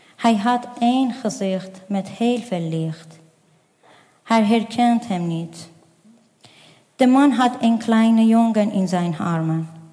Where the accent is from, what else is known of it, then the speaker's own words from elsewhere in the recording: Afghanistan; Dutch is a second language; now in Netherlands; ik kom uit Afghanistan.